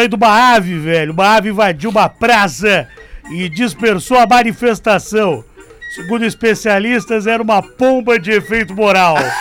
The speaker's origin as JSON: {"language": "Portuguese", "town": "Faxinal do Soturno", "region": "Rio Grande do Sul", "country": "Brazil", "moved": "yes", "said": "Beijo pra faxinal do Soturno, minha terra amada"}